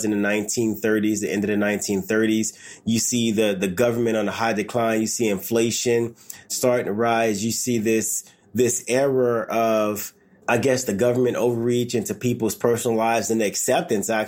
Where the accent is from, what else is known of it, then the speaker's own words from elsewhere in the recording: Los Angeles, California, United States; I grew up in the South LA, the 94 riots